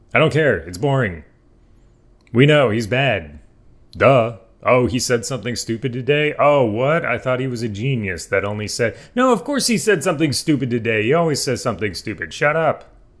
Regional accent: United States; I'm American.

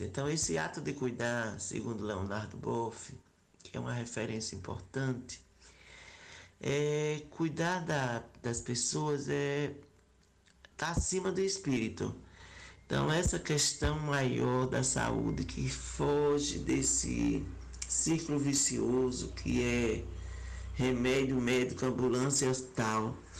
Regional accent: Sergipe, Brazil; eu sou de Sergipe

